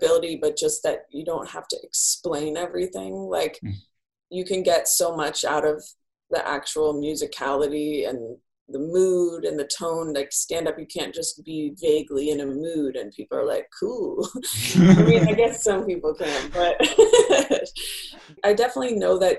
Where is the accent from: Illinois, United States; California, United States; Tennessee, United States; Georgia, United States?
California, United States; Bay Area; I grew up in the Bay Area